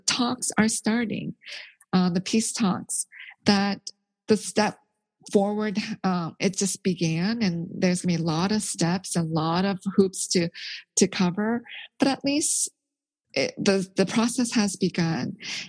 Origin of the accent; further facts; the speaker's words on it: South Korea; born there; You know, I'm Korean. I was born in Korea